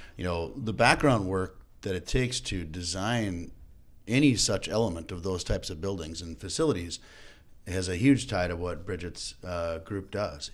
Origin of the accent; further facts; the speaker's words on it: Fergus Falls, Minnesota, United States; I grew up in Fergus Falls, Minnesota, moved to Minneapolis in nineteen ninety-eight